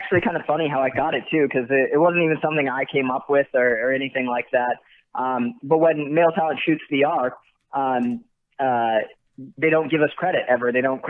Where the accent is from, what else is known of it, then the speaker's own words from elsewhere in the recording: Santa Rosa, California, United States; now in Woodland Hills, United States; Northern California, in a city called Santa Rosa.